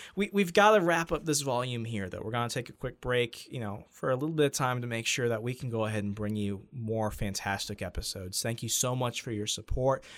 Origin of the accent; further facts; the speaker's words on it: Sierra Vista, Arizona, United States; moved away; I'm, I'm originally from Sierra Vista, Arizona